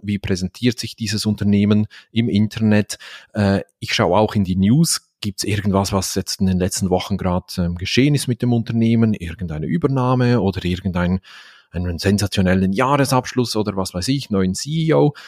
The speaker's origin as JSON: {"language": "German", "region": "Valais", "country": "Switzerland", "accent": "Valais German", "said": "wir Walliser in der Schweiz"}